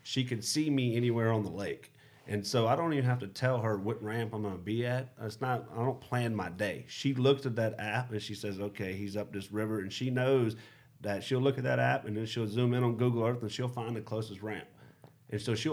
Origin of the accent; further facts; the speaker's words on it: South Louisiana, United States; where I grew up in South Louisiana